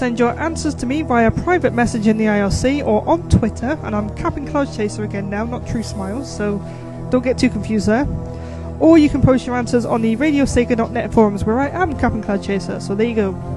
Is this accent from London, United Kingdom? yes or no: no; Newcastle upon Tyne, North East England, United Kingdom; accent: Geordie; I am a Geordie